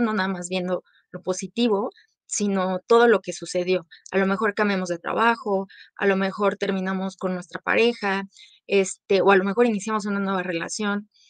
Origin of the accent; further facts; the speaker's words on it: Mexico; … y yo somos de aquí de México